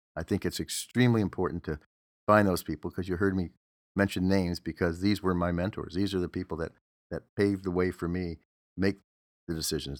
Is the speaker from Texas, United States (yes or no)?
no; Detroit, Michigan, United States; now in Los Angeles, United States; I'm from Detroit, so I still have some affinity to Detroit teams, but that I, been in Los Angeles longer than I was in Detroit